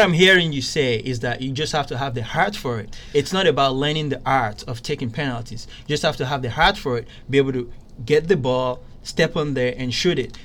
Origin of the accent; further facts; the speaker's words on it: Nigeria; Being Nigerian